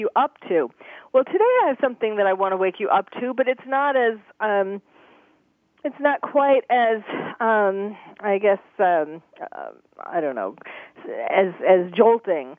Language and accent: English; New York City, New York, United States; also born or lived in Bronx, New York / Long Island, New York; I was born in the Bronx, grew up in Queens